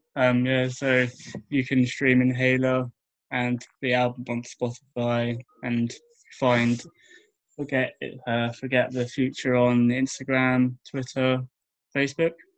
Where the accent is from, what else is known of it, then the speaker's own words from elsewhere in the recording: Bournemouth, South West England, United Kingdom; I'm from Bournemouth